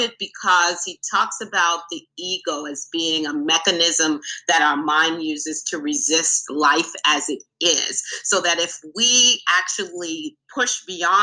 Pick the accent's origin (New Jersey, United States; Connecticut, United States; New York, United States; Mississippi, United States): New York, United States; New York City; I'm from the Bronx, New York